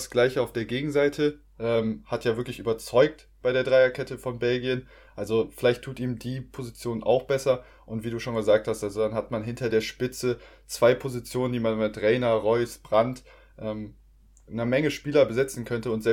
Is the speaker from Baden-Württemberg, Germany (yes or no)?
yes; Stuttgart, Baden-Württemberg, Germany; ich als Stuttgarter wünsche es ihm sehr, dass er da auf jeden Fall die Top-Performance, die er teilweise bei Stuttgart abgeliefert hat